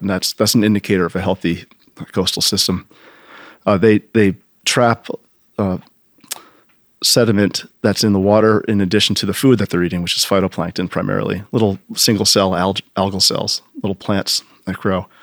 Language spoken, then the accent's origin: English; United States; growing up in Long Island Sound